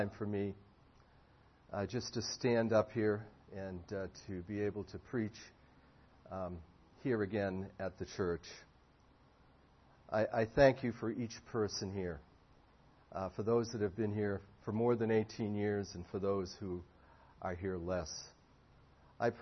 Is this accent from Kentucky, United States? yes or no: no; Boston, Massachusetts, United States; also born or lived in Indianapolis, Indiana / Collingswood, New Jersey; now in Arizona, United States; I'm an American citizen, born and raised in Boston